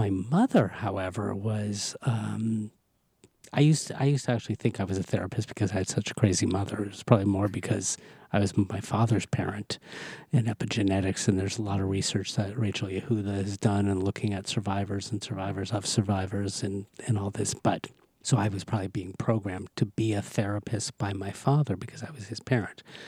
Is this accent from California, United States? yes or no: yes; Los Angeles, California, United States; I grew up in Southern California